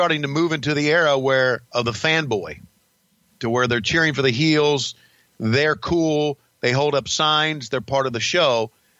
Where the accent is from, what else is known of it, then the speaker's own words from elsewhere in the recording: the South, United States; I know I'm a redneck from the South